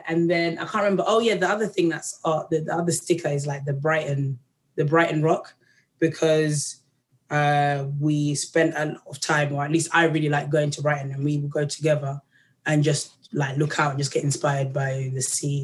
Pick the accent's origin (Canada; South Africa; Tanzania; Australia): Tanzania; moved away; because I'm from Tanzania, there's like a way like that people chant, like a Bantu chant, which is like all about harmonies and feelings. So I've grown up like